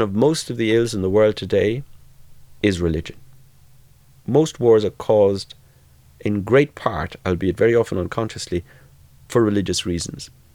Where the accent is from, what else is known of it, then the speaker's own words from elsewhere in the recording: Ireland; also born or lived in Limerick; now in Boston, United States; growing up in Southern Catholic majority Ireland.